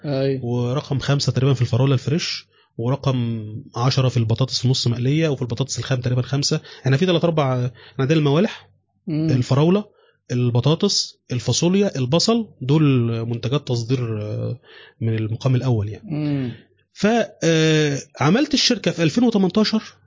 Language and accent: Arabic; Mansoura, Dakahlia, Egypt; also born or lived in Cairo; عندنا في المنصوره